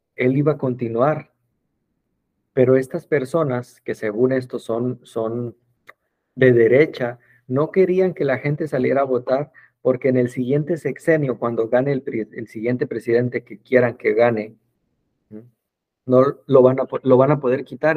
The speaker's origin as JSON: {"language": "Spanish", "country": "Mexico", "said": "en mi país"}